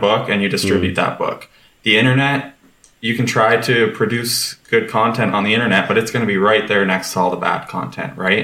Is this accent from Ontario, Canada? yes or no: no; Lethbridge, Alberta, Canada; I grew up in Lethbridge, Alberta